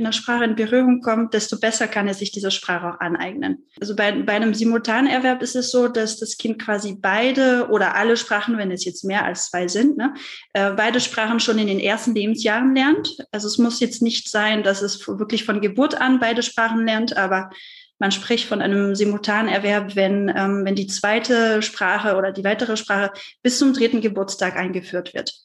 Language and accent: German; France; German is a second language; now in Germany; ich komme ja aus Frankreich, was man sicherlich auch raushört